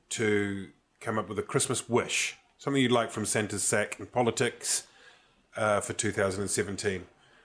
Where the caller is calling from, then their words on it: Auckland, New Zealand; And I'm speaking from Auckland, but Auckland's going to be big in 2017.